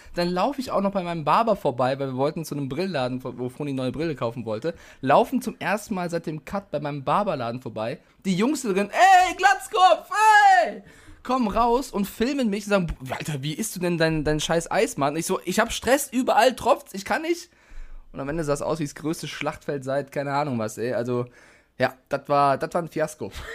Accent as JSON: {"language": "German", "town": "Frankfurt", "region": "Hesse", "country": "Germany", "tie": "born or raised there", "said": "ich bin in Frankfurt geboren"}